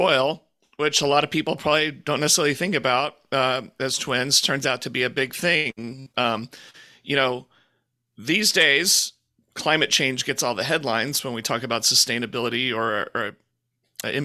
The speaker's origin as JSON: {"language": "English", "town": "Houston", "region": "Texas", "country": "United States", "tie": "born or raised there", "said": "I grew up in Houston"}